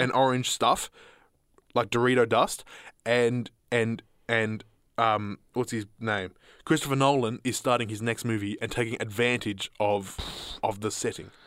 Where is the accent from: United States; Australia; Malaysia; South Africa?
Australia; as an Australian collective, as an Australian citizen